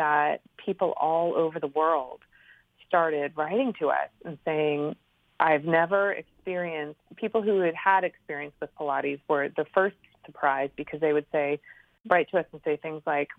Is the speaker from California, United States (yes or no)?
yes; California, United States; moved away as an adult; also born or lived in New York; I'm from California originally and had moved to the East Coast